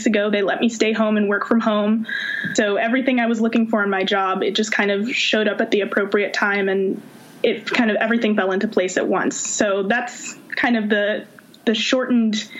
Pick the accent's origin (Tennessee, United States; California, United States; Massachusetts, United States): California, United States; Oakland; also born or lived in Virginia; I'm from Oakland, California